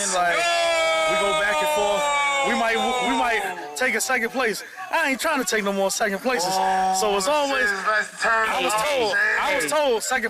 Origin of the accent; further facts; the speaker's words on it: New York City, New York, United States; that's where I'm from.